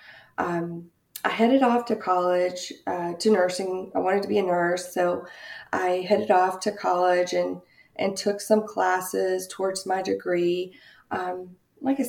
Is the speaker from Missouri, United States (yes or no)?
no; Goldsboro, North Carolina, United States; also born or lived in Raleigh, North Carolina; I grew up in a small town in North Carolina, Goldsboro, North Carolina.